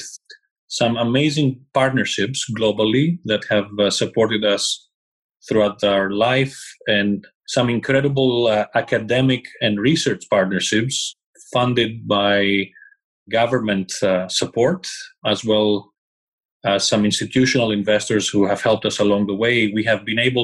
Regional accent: Greece; English is a second language; moved away as an adult; also born or lived in England; I left Greece, my home country, in 1999, moved to England, where I did all my studies

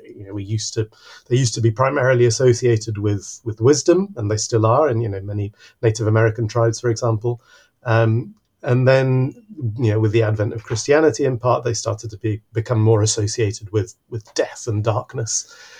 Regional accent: Mexico City, Mexico; now in Exeter, United Kingdom; I actually grew up in in a huge city. I grew up in Mexico City.

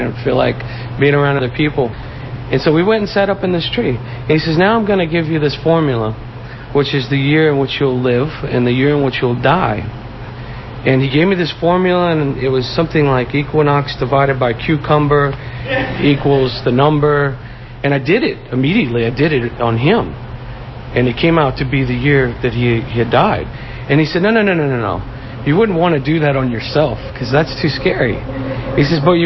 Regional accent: New Orleans, Louisiana, United States; growing up around a lot of nefarious characters in the Quarter

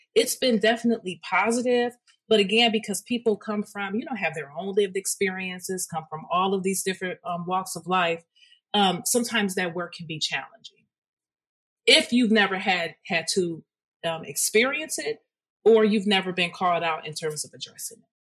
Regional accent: Detroit, Michigan, United States; through my K through 12 experience, I am from Detroit

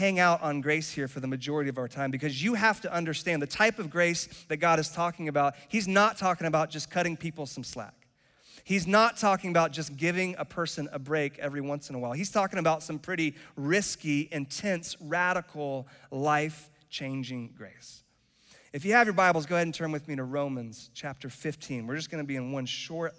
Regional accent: Charlotte, North Carolina, United States; also born or lived in Cary, North Carolina; And I was raised in Charlotte. I am North Carolinian, like born and raised

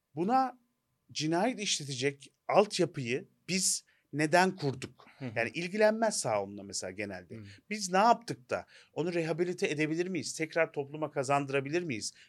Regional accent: Turkey

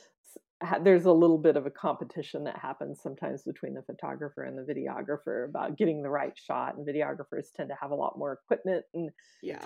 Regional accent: Springfield, Missouri, United States; my hometown, which is Springfield, Missouri

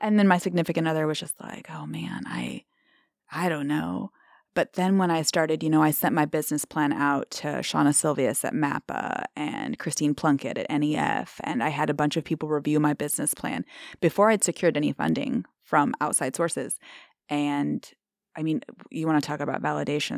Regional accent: Omaha, Nebraska, United States; now in Treynor, United States; I grew up, born and raised in Omaha and moved to a farm.

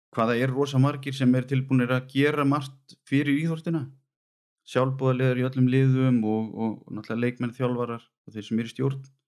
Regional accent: Vestmannaeyjar, Southern Region, Iceland; now in Garðabær, Iceland; kem frá Væsmannum og fóreldra mínir og, og bróðir búa þar þannig að ég líti alltaf á mig bara sem eigamann

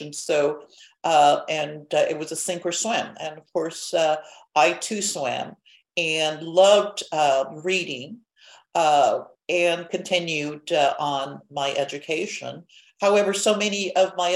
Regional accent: Guadalupe, Arizona, United States; I was born and raised in Guadalupe, a small village outside of Phoenix

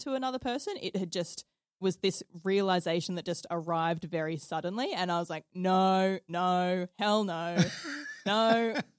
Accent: Stanthorpe, Queensland, Australia; also born or lived in Toowoomba; I was born in Toowoomba, but lived in like lived and grew up in Stanthorpe my whole life. So a little country town, a bit southwest of Brisbane.

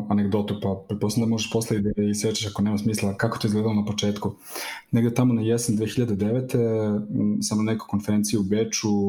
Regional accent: Serbia; kod nas u Srbiji

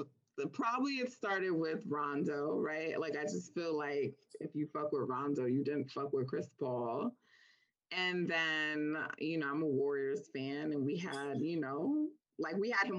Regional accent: Jamaica; I'm Jamaican, and we have this thing we say, like, you know, my spirit don't take you.

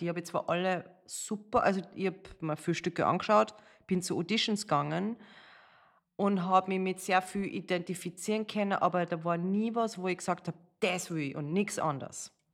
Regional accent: Salzburg, Austria; moved away as an adult; also born or lived in Amsterdam / New York / Las Vegas / Los Angeles; ich bin in Salzburg geboren, äh, habe in der Ballettschule von meiner Mama

